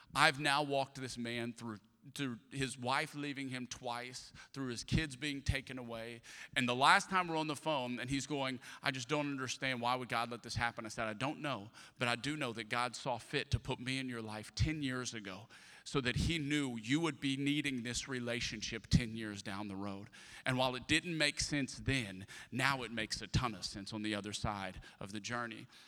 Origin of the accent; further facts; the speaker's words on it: Atchafalaya Basin, Louisiana, United States; now in Houston, United States; I grew up in the Atchafalaya Basin of Louisiana